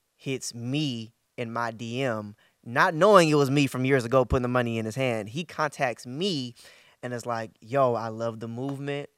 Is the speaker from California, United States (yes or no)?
yes; Bay Area, Northern California, United States; I'm from the Bay Area, Northern California.